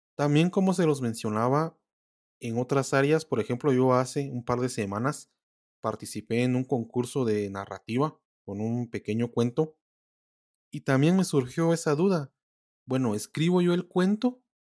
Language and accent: Spanish; Guatemala; los que somos de Guatemala